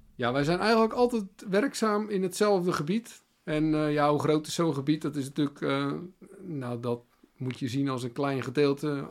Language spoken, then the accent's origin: Dutch; Netherlands